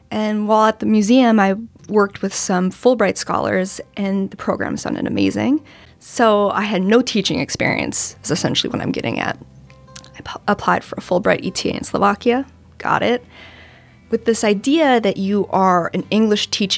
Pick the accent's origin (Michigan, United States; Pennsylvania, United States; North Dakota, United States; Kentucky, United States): North Dakota, United States; moved away as an adult; now in Washington, D.C., United States; I am originally from North Dakota, but I've lived on the East Coast since 2009, mostly in D.C.